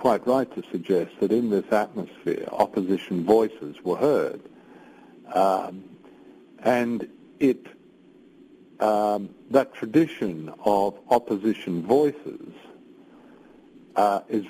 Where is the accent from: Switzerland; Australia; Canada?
Australia; now in United Kingdom; I was born and brought up in Australia